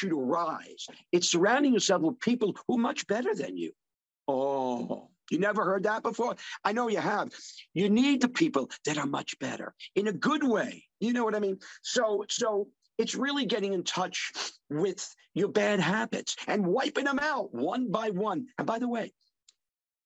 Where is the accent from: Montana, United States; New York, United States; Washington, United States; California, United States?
New York, United States; Long Island; I'm from New York City, from Long Island originally